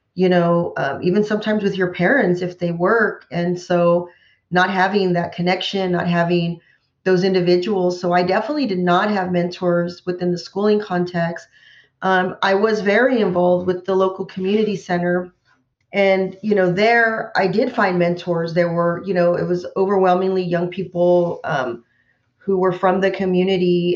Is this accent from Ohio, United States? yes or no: no; Central Valley, California, United States; I grew up in the Central Valley